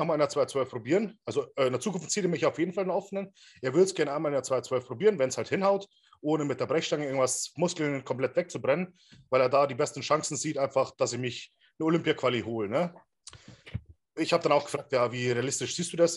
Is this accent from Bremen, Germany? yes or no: no; Regensburg, Bavaria, Germany; in Regensburg, wo ich herkomme